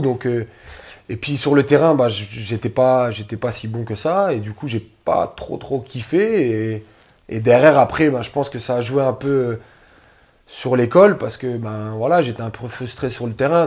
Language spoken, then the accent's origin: French; France; je suis né en France